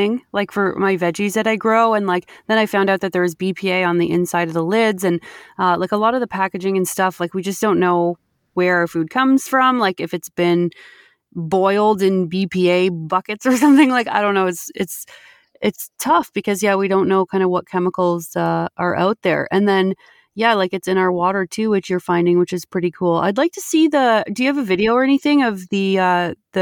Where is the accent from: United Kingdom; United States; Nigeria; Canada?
Canada; me being smug Canadian